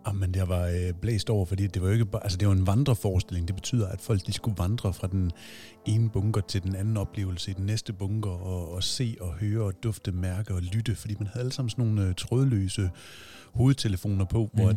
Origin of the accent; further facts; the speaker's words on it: Aabenraa, Southern Denmark, Denmark; moved away; Jeg er selv fra Åben Rå